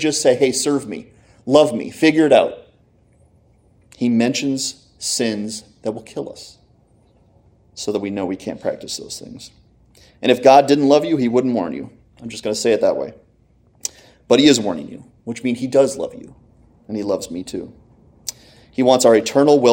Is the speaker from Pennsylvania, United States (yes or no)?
yes; Clarks Summit, Pennsylvania, United States; I'm from Clark Summit